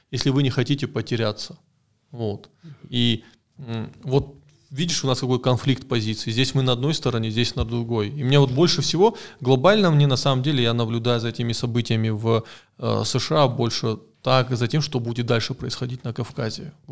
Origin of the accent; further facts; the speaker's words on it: Caucasus, Russia; С другой стороны, в России я кавказец, я меньшинство, и здесь у нас проходит такая же война памятников